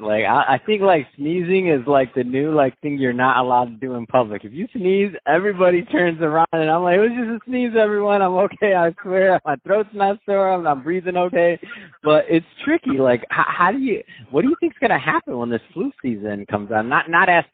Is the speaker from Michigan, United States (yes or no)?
yes; Michigan, United States; Now, I'm from Michigan though. So I'm from Michigan.